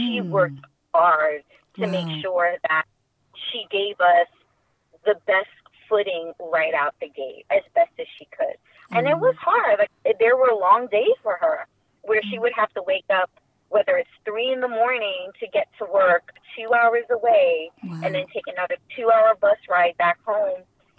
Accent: Queens, New York, United States; Growing up in before my mother made the decision to relocate us there, her siblings had already made the decision for themselves. So we already had some of her siblings creating roots in Quee

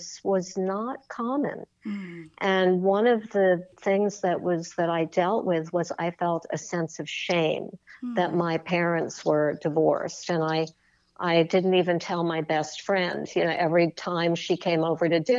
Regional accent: New York City, New York, United States; I'm a born and bred New Yorker. I grew up on the Upper West Side in Manhattan

